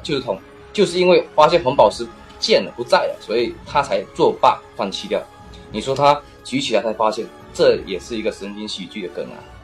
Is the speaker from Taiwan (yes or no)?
no; China; 我们大陆这边